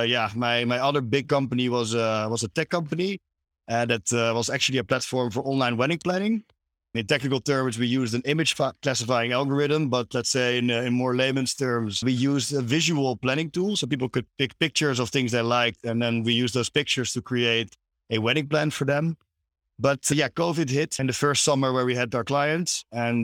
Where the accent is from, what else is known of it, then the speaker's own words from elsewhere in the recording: Amsterdam, North Holland, Netherlands; I'm from Amsterdam.